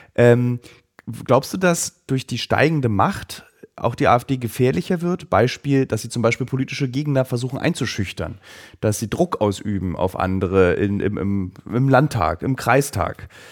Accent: East Germany, Germany; für mich als Ossi

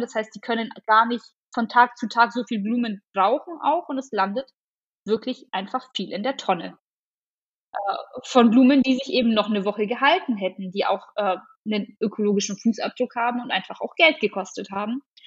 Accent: Augsburg area, Bavaria, Germany; ich komme aus dem Augsburger Raum

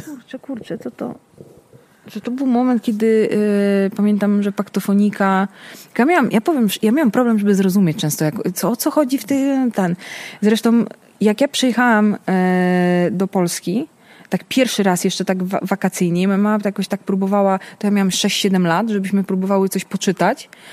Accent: Naples, Campania, Italy; now in Poland; te lata 90., kiedy ja się wychowywałam we Włoszech

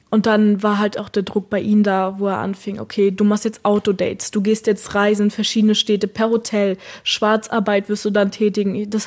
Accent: Germany; Niemand hat mir die Hand gereicht und ich als Deutsche.

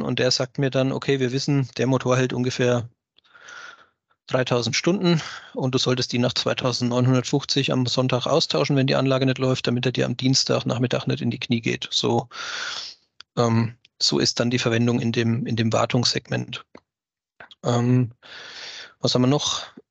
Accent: Germany; bei uns in Deutschland

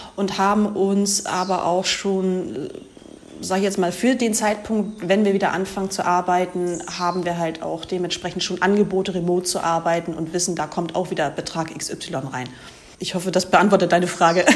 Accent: Germany; moved away as an adult; now in Ecuador; als Deutscher

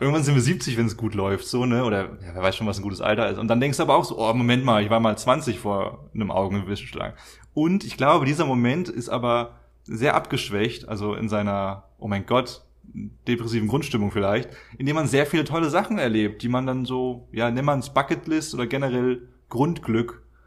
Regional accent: Germany; moved away; Wir sind eh schon sehr privilegiert als Deutsche

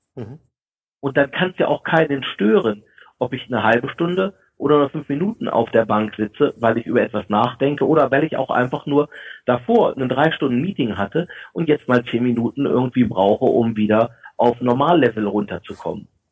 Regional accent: Germany; wir uns als Deutsche

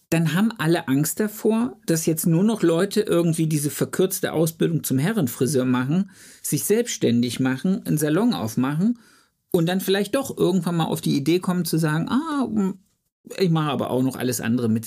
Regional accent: Germany; also born or lived in Ludwigsburg; bei uns in Deutschland

